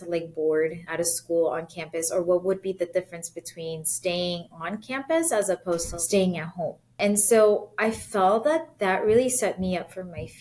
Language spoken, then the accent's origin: English; San Jose, California, United States; moved away as an adult; now in Chicago, United States; I grew up in San Jose, California, born and bred. I'm always going to be a Bay Area girl